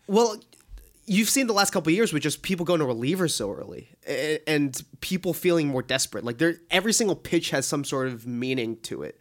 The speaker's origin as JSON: {"language": "English", "town": "Boston", "region": "Massachusetts", "country": "United States", "tie": "born or raised there", "said": "I grew up in Boston"}